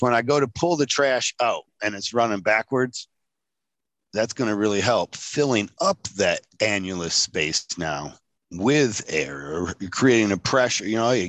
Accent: Michigan, United States; Killing people in Lake Michigan. That's my hometown.

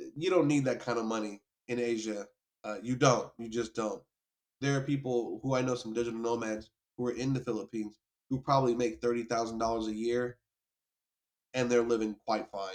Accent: New York, United States; moved away; also born or lived in the South (US); I was born in New York

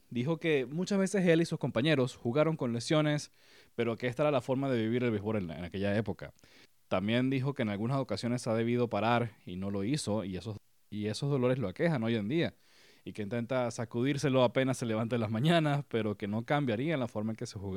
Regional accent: Kansas City, Missouri, United States; moved away as an adult; also born or lived in Riverside, California; now in Houston, United States; soy de Riverside, California, pero crecí en uh, Kansas City, Missouri, y ahora vivo en Houston, Texas

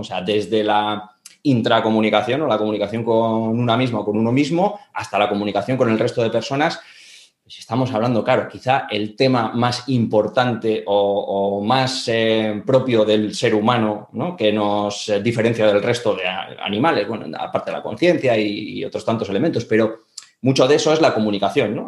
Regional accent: Bilbao, Basque Country, Spain; also born or lived in Andorra; yo soy de Bilbao, estudié turismo aquí en Bilbao

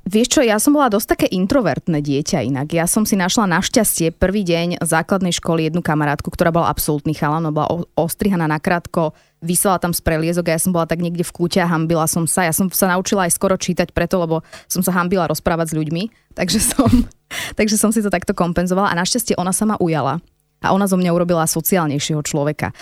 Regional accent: Slovakia; moved away as an adult; also born or lived in Paris, France / New York, United States; lietali tie nízkonákladovky domov priamo do Bratislavy, čiže som bola podľa mňa dvakrát za štvrť rok som bola doma

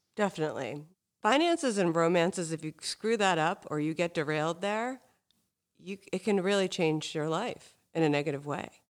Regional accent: Hingham, Massachusetts, United States; I grew up in Hingham, which is basically the South Shore version of Marblehead

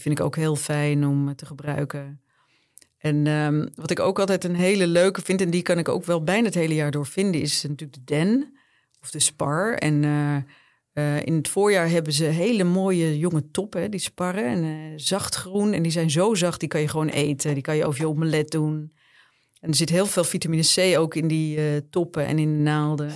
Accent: Bergen, North Holland, Netherlands; ik ben in Bergen opgegroeid

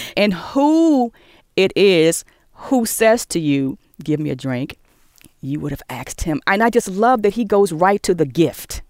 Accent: Maryland, United States; I grew up in Maryland and I went to Catholic schools

